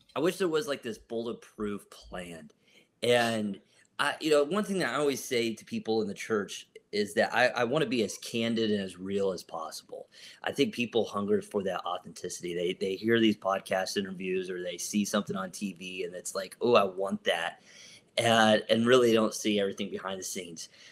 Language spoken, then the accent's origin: English; Columbus, Ohio, United States; I'm from Columbus, Ohio